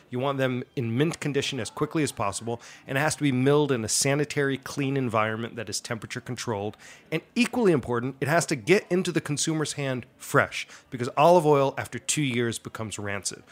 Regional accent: Allendale, New Jersey, United States; that's where I'm from. Um, I'm a resident of Allendale, New Jersey. Uh, I grew up just outside New York City, uh, my whole life

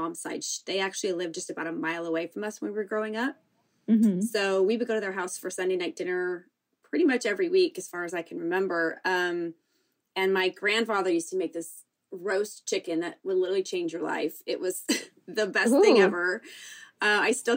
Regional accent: San Diego, California, United States; I grew up here in San Diego, or just outside of San Diego, a little bit north

